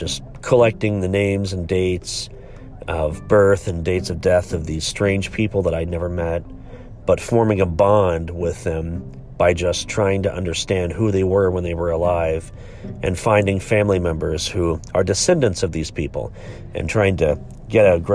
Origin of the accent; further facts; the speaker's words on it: Beaver, Ohio, United States; also born or lived in Givens, Ohio; I grew up in a really small town called Beaver, Ohio